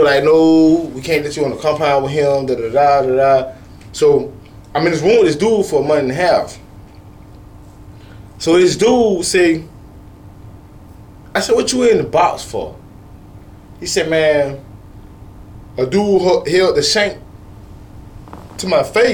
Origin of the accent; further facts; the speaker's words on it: Sarasota and Bradenton, Florida, United States; I've lived in Sarasota and Bradenton all my life. I'm not from Sarasota or Bradenton. I'm from 9-for-1